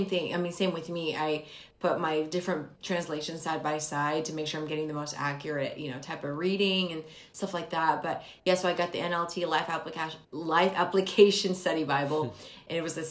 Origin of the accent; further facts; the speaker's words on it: Philippines; moved away; I was born in the Philippines and almost everyone there are Catholics, and so I was born and raised as a Catholic